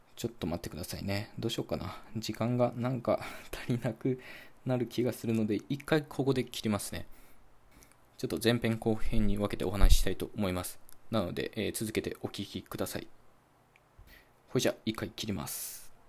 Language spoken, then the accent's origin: Japanese; Japan